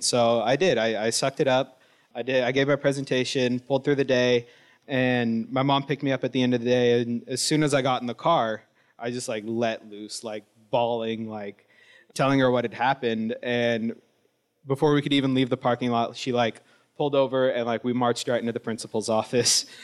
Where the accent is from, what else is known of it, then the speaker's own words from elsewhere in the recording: Wilton Rancheria, Sacramento Valley, California, United States; I'm Miwok from the Wilton Rancheria up in the Sacramento Valley